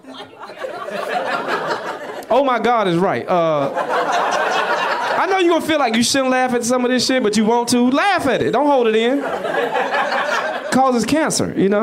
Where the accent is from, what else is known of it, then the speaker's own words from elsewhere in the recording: Atlanta, Georgia, United States; I grew up in London, of the South, Atlanta, Georgia.